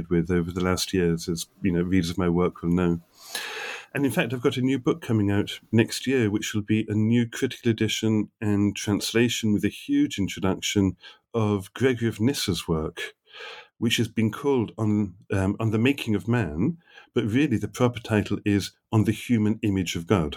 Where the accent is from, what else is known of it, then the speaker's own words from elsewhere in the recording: England, United Kingdom; moved away as an adult; also born or lived in New York, United States; now in Aberdeen, United Kingdom; I grew up in England, did my doctoral work in Oxford